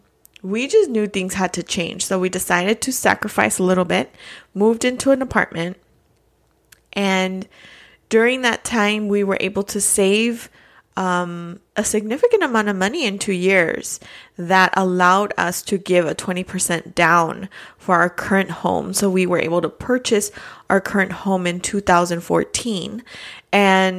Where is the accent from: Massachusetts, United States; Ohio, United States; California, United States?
California, United States; Los Angeles; moved away as an adult; now in Phoenix, United States; I am originally from East Los Angeles, California